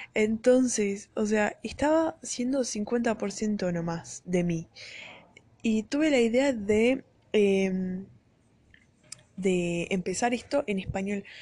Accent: Uruguay; accent: Uruguayan (yo me llamo, sheísmo); Spanish is a second language; now in Brazil; soy brasilera y estuve viviendo la mitad de mi vida acá en Brasil y la otra mitad en Uruguay

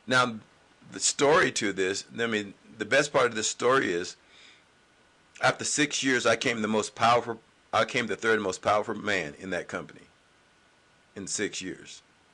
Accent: the South, United States; But in my mindset, now, mind you, I'm from the South, and I realized something with people

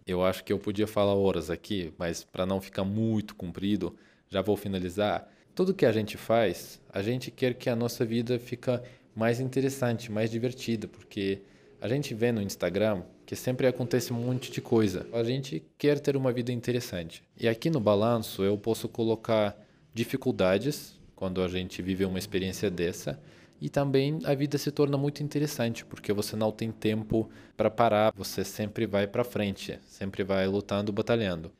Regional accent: Russia; Portuguese is a second language; now in Brazil; eu sou russo

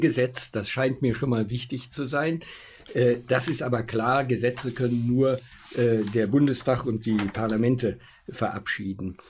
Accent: Augsburg, Bavaria, Germany; Ich komme aus Augsburg

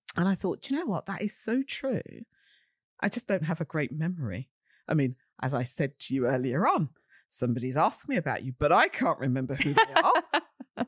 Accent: London, United Kingdom; I'm a girl from Shepherd's Bush, West London. I'm always proud of the West London bit.

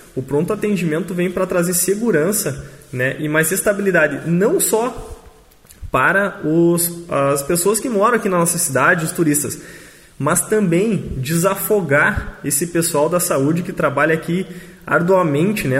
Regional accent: Machadinho, Brazil; somos nós aqui de Machadinho

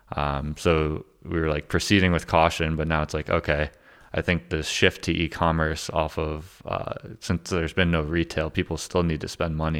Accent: Connecticut, United States; moved away; I'm from Connecticut

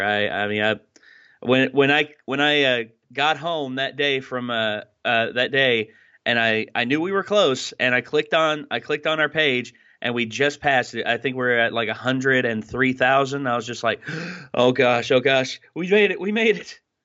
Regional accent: Wise, Virginia, United States; moved away as an adult; also born or lived in Bristol, Virginia; I started out as um, at, in Wise, Virginia, of course, my my hometown

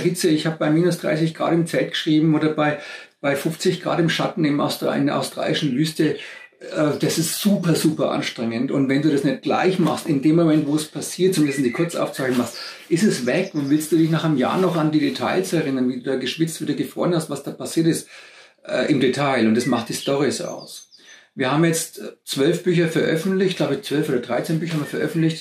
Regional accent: Germany; born or raised there; moved away as an adult

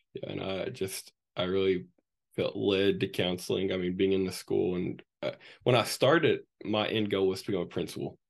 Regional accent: Morehead, Kentucky, United States; I grew up right here in Moorhead, Kentucky

